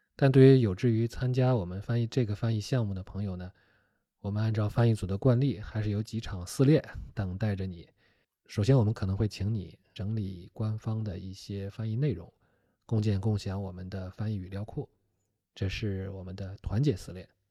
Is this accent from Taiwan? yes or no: no; Shandong, China; 我是山东人